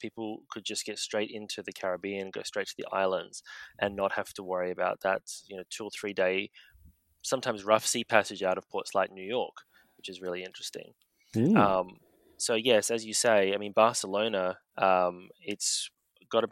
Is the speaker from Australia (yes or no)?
yes; Australia; as an Aussie